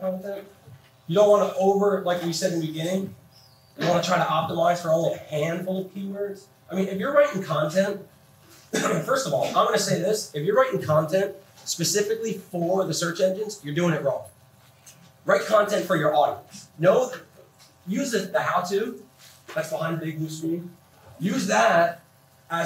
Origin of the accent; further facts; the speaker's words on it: New Jersey, United States; now in Phoenix, United States; I'm from New Jersey